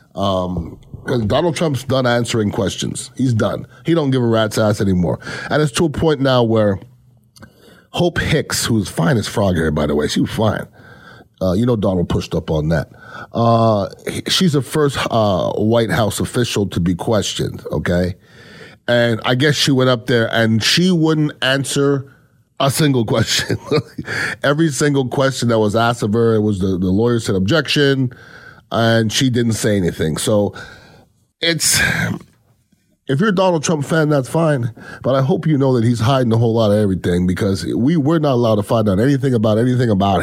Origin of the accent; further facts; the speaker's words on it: Canada; now in United States; I'm not from this country. I'm originally from Canada.